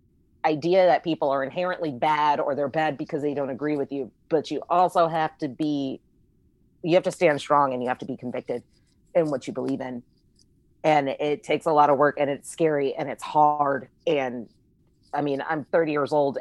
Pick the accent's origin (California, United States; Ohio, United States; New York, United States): California, United States; Palmdale; I'm from Palmdale, California